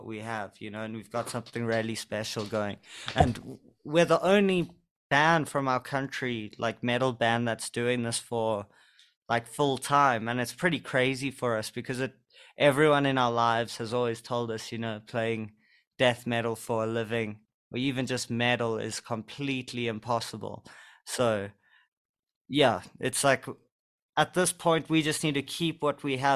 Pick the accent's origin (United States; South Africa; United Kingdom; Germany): South Africa